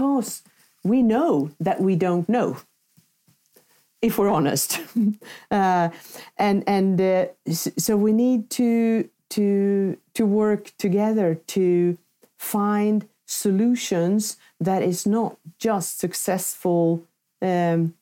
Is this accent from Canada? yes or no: no; Sweden; my home country, Sweden